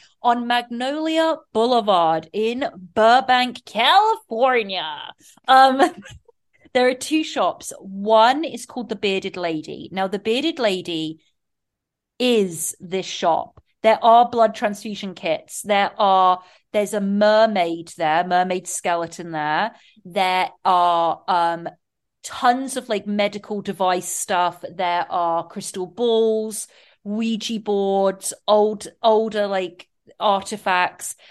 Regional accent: England, United Kingdom; excuse my accent

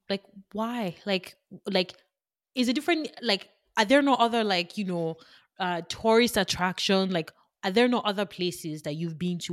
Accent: Nigeria; I am Nigerian, I am Yoruba

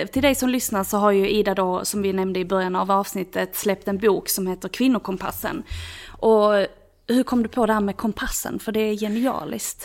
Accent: Skåne, Sweden; accent: Scanian (skånska); vår dialekt

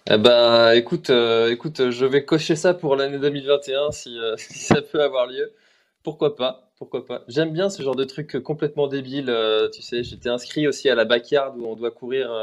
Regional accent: Brittany, France; je suis breton

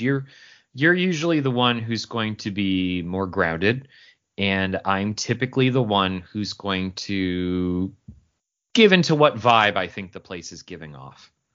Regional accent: Syracuse, New York, United States; I grew up in Syracuse, New York

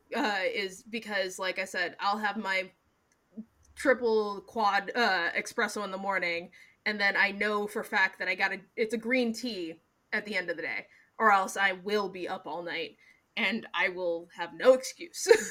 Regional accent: Seattle, Washington, United States; I'm from Seattle

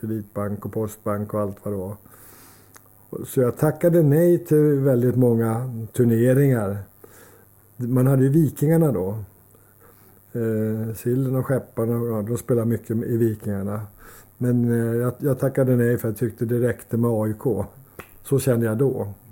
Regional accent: Solna, Stockholm County, Sweden; Jag är uppvuxen i Solna

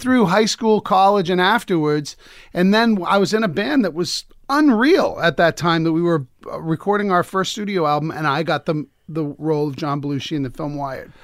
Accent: Lowell, Massachusetts, United States; I grew up in, well, I was born in, we were like the white version of the Jeffersons. We moved on up, you know, we were in, I, I was in Lowell

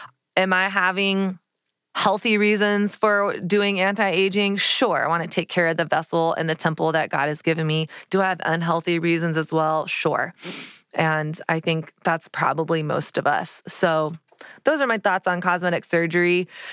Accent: Dallas, Texas, United States; And I realized, oh, I am from Dallas, Texas, where every woman has fake tan, fake boobs, fake eyelashes, hair extensions, Botox, like lip fillers, everything.

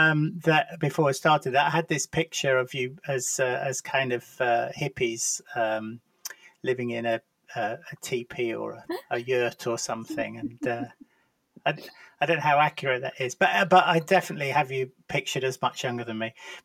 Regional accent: Lancashire, North West England, United Kingdom; I'm from Lancashire as well

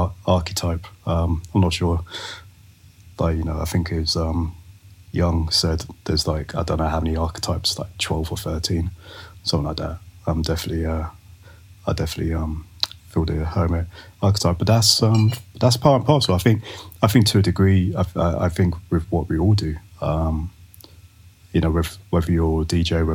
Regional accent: London, United Kingdom; moved away as an adult; now in Los Angeles, United States; I'm from Northwest London. So I grew up in a little place called Rainers Lane. I grew up in Willesden. So around, Harrow and Brent is where I grew up, and where I was until about 23, 24.

